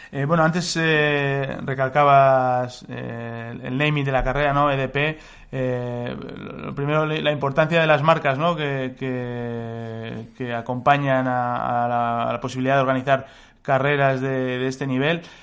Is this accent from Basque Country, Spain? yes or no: yes; Biscay, Basque Country, Spain; los que somos de Vizcaya